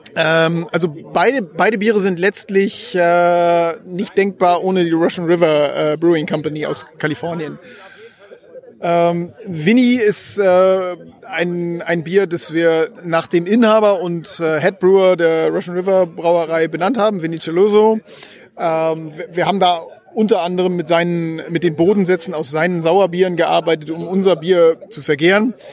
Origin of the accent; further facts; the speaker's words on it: Northern Germany, Germany; wir sind ja Norddeutsche